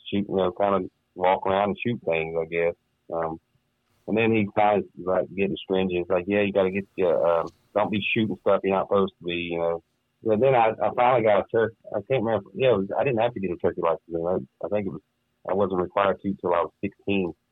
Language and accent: English; the South, United States; growing up in the South, as soon as your parents felt you were, I guess, mature enough to carry a gun